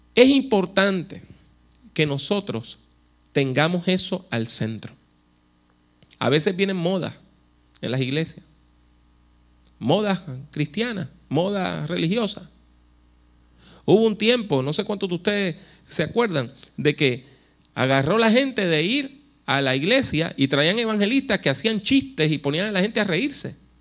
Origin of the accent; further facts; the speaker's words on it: Puerto Rico; also born or lived in United States / Costa Rica; yo soy puertorriqueño